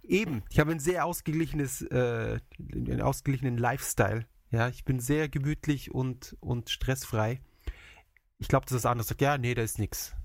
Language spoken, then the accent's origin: German; Germany; now in Japan; in meiner Heimat